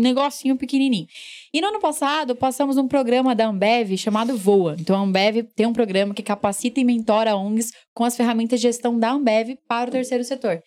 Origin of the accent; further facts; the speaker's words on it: Guarulhos, São Paulo, Brazil; Eu nasci em São Paulo, mas sempre morei em Guarulhos.